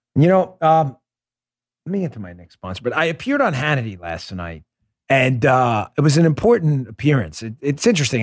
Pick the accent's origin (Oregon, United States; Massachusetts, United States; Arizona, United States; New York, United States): New York, United States; I grew up in New York. I police those streets.